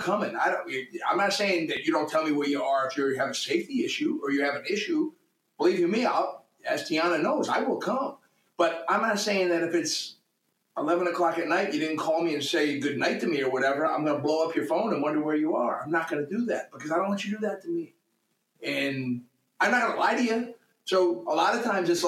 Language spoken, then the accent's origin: English; New England, United States; now in Orange County, United States; I'm a husky kid from New England